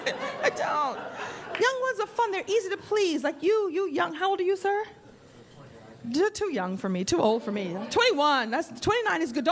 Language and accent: English; New York City, New York, United States; moved away as an adult; now in Los Angeles, United States; I grew up here in New York